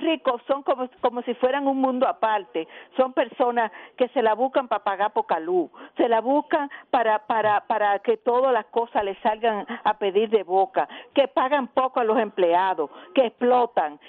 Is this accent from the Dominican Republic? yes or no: yes; Dominican Republic; nosotros los dominicanos